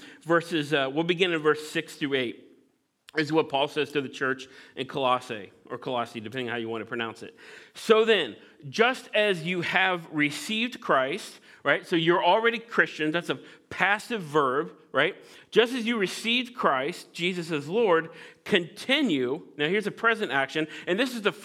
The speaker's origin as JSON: {"language": "English", "region": "Midwest", "country": "United States", "tie": "born or raised there", "said": "I grew up in the Midwest"}